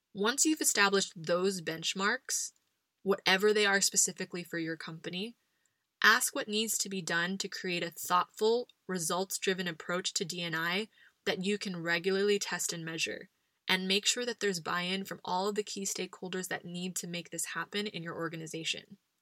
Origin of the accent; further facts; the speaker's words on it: United States; now in Spain; as an American living abroad